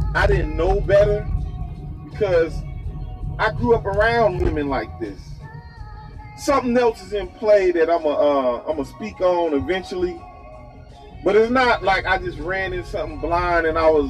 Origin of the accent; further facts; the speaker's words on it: Chicago, Illinois, United States; I come from one of the most fucked up places in Chicago